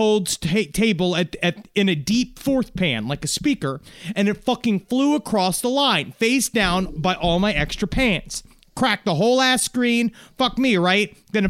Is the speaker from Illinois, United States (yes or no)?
yes; Illinois, United States; We are located in southern Illinois. This is incredible. But I'm from Chicagoland, and now working at this fine establishment.